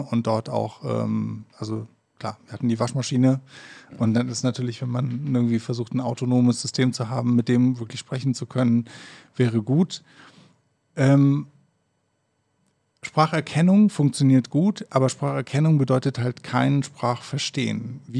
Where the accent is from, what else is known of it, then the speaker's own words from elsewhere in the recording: Berlin, Germany; Dreiviertel zwölf, ich komme auch aus Berlin.